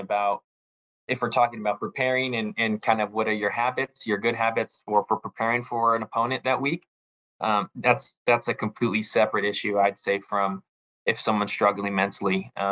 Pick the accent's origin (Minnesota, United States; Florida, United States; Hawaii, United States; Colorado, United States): Hawaii, United States; also born or lived in California; especially for me, I came from Hawaii, from California, where, you know, it can be sunny, you know, 90% of the time